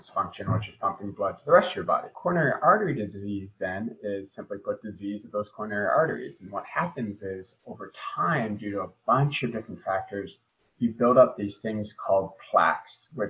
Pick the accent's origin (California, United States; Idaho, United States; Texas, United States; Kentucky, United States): Idaho, United States; Boise; moved away as an adult; now in Providence, United States; I grew up in the Mountain West in Boise, Idaho